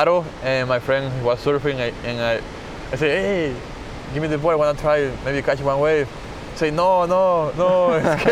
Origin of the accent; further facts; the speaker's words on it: La Libertad, El Salvador; English is a second language; I grew up in Punta Roca, one of the best waves we have in Salvador, right there on the beach.